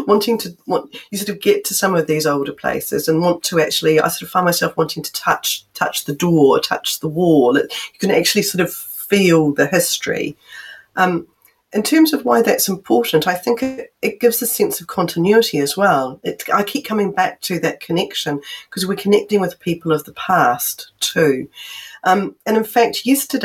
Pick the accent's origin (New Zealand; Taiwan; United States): New Zealand; I'm from New Zealand